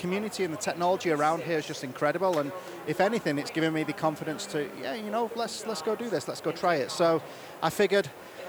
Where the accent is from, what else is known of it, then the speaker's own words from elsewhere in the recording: United Kingdom; now in Utah, United States; as a Brit